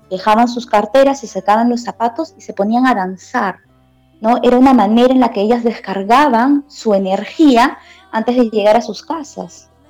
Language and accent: Spanish; Peru; moved away as an adult; also born or lived in China